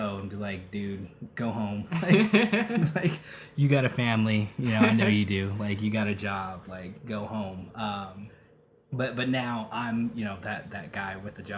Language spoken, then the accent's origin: English; Rialto, California, United States; also born or lived in Redlands, California / Los Angeles, California / Riverside, California; Pretty much raised in Rialto